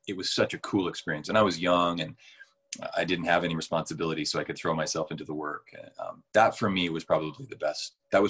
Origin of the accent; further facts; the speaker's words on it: Belgrade, Montana, United States; moved away as an adult; also born or lived in London; I'd grown up in Belgrade